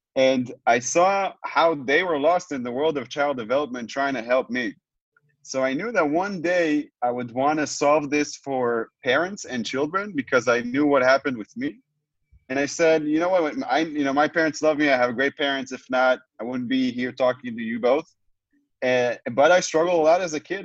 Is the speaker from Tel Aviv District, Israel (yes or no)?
yes; Tel Aviv, Tel Aviv District, Israel; I'm joining uh, you both from uh, from where I was born, from Israel, from Tel Aviv, Israel